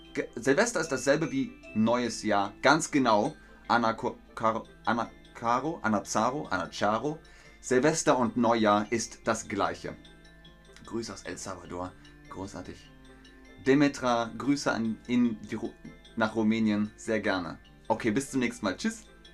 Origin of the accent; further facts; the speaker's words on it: Bavaria, Germany; in Bayern, wo ich herkomme